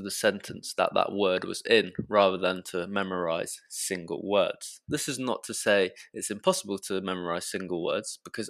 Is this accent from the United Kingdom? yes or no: yes; England, United Kingdom; accent: British; I should add that as I am from England and not the USA, I shall be teaching you British English, and I'm sure many of you have already noticed my British accent already